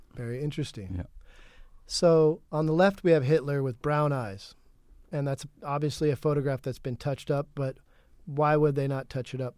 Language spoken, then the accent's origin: English; California, United States; I'm from California